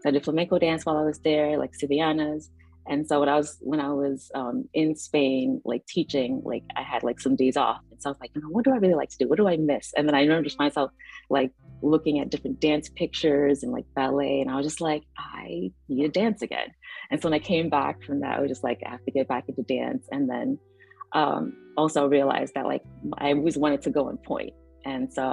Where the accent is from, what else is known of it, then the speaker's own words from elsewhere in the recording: New York City, New York, United States; moved away as an adult; also born or lived in Rockland County, New York; now in Washington, D.C., United States; I grew up in New York City